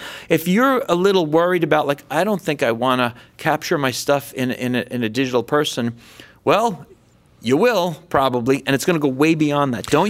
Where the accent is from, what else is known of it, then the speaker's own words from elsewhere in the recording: California, United States; I'm from Silicon Valley.